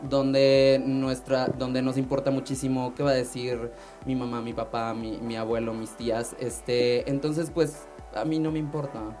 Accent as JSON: {"language": "Spanish", "town": "Hermosillo", "region": "Sonora", "country": "Mexico", "moved": "as an adult", "lives_now": "Mexico City, Mexico", "said": "Yo soy de Hermosillo, exacto. Este, y me mudé aquí ya hace tres años"}